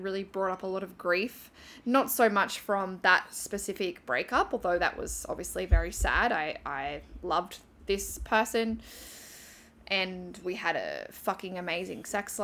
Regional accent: Newcastle, New South Wales, Australia; moved away as an adult; also born or lived in Thailand; leaving my hometown of Newcastle

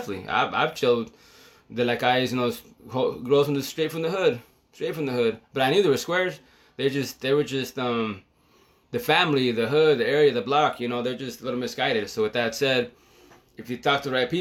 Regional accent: United States; I'm from the States, Chicano

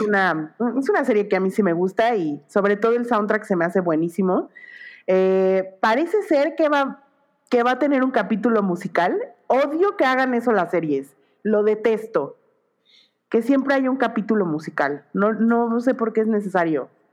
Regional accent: Mexico

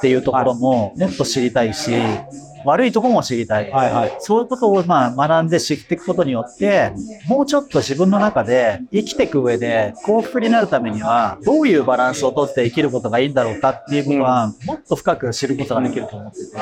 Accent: Japan; moved away as an adult; now in Paris, France; 自分がどういう国で本当に育ってきたのか

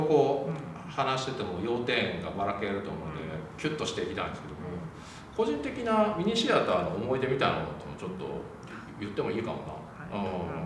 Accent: Wakayama, Japan; でも僕和歌山出身なんですよ

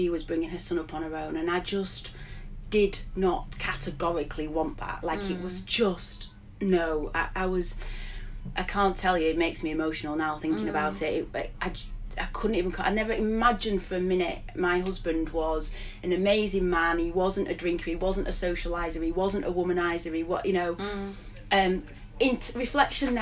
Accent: Blackburn, North West England, United Kingdom; moved away as an adult; also born or lived in Sheffield / Glasgow / Yorkshire; I'd moved back to Blackburn, my hometown, having spent years in Sheffield and Glasgow and Yorkshire

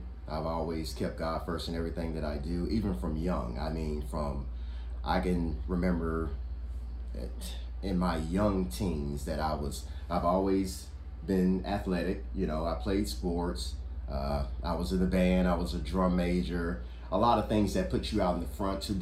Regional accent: Louisiana, United States; I'm from Louisiana, so we had a big family

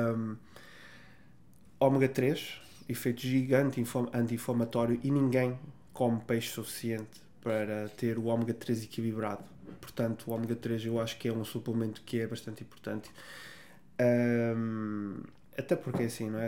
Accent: Vila Real, Norte, Portugal; Da minha cidade, Vila Real, onde eu nasci.

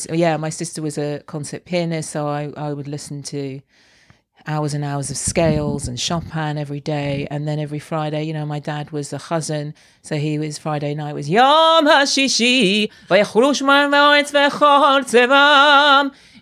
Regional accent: London, United Kingdom; Yeah. I feel strongly identified with London. Yeah.

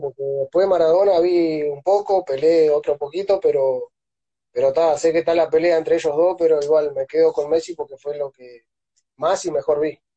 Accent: Artigas, Uruguay; moved away as an adult; also born or lived in Montevideo / Venezuela; now in Ayacucho, Peru; yo soy de Uruguay, nací y, estuve tuve hasta los 13 años más o menos en un pueblito que es, está en una zona rural

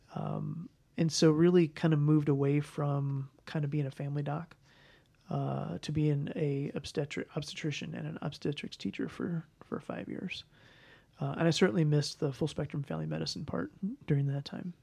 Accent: St. Louis, Missouri, United States; moved away as an adult; also born or lived in Kansas City / Kansas; I was raised in Saint Louis

